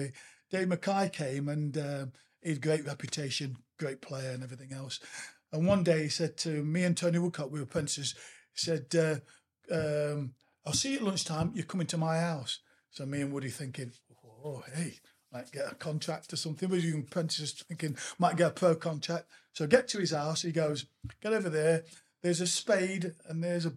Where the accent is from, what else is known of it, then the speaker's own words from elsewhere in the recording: Nottingham, East Midlands, United Kingdom; Obviously born and bred in Nottingham.